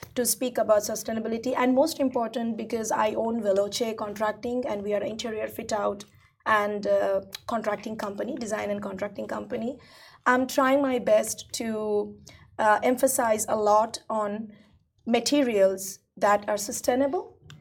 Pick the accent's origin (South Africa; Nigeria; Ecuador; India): India; moved away; I'm originally Indian, right? So coming from India